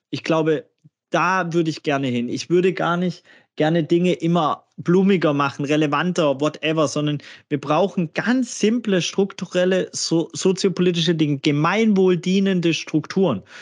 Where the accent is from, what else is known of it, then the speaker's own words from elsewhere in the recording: Gladbach, North Rhine-Westphalia, Germany; fragen, woher kommst du denn? Und dann äh, sage ich aus äh, Gladbach und dann sagen, ja, aber woher kommst du wirklich?